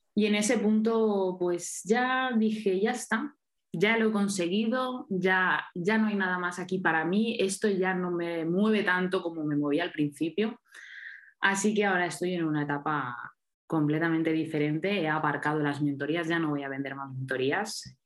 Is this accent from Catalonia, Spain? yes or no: no; Mallorca, Balearic Islands, Spain; ahora estoy en Mallorca, en mi tierra